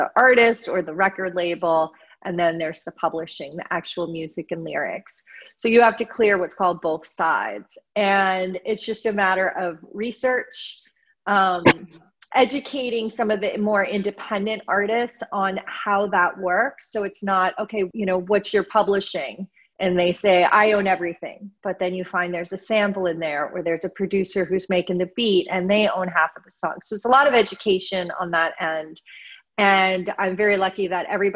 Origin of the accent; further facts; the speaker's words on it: New Jersey, United States; also born or lived in Boston; now in Los Angeles, United States; I grew up in New Jersey